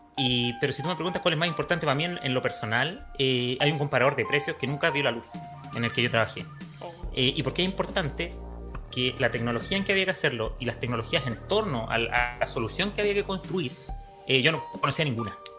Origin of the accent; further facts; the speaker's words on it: Temuco, Araucanía, Chile; moved away as an adult; now in Santiago, Chile; Yo soy del sur, soy de Temuco